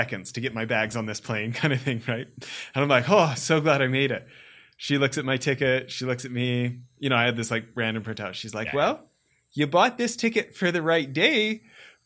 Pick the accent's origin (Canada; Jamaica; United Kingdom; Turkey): Canada; Western Canada; Growing up in Western Canada